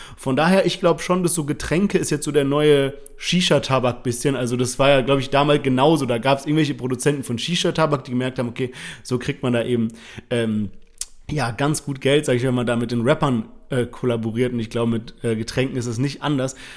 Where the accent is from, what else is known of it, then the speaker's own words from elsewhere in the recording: Germany; als Deutscher